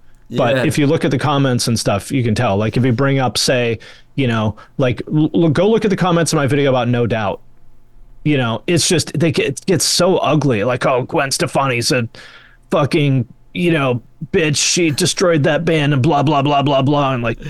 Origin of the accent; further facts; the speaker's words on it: West Coast, United States; I mean, I grew up on the West Coast and I grew up around the ocean my whole life and stuff.